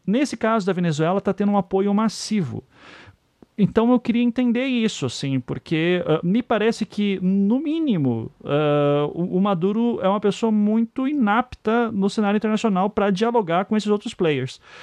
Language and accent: Portuguese; Brazil; nós que somos brasileiros passamos por pela, pela aquela inflação maluca